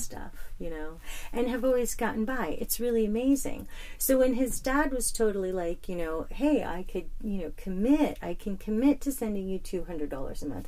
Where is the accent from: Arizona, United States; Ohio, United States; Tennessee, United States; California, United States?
Arizona, United States; also born or lived in Hackensack, New Jersey / Kinnelon, New Jersey; I was born in Hackensack, okay. New Jersey and lived in like the country, like Kinnelon. Mm-hmm. And then we moved to Arizona when I was seven